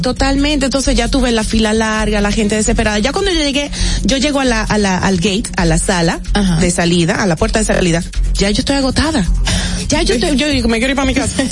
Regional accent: Dominican Republic; nosotros como dominicanos

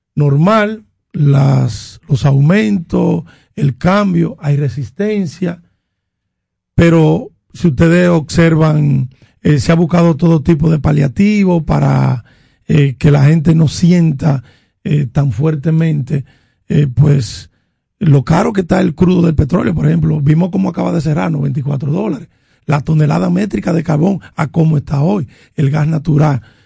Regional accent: Dominican Republic; en mi barrio en La Joya

